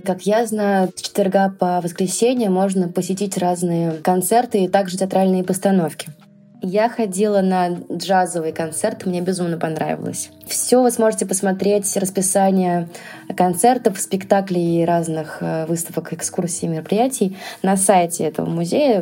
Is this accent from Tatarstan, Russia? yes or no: no; Kolomna, Moscow Oblast, Russia; мой родной город